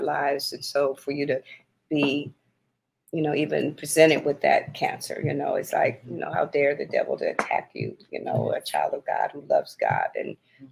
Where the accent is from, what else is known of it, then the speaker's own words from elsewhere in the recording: Battle Creek, Michigan, United States; I was born in Battle Creek, Michigan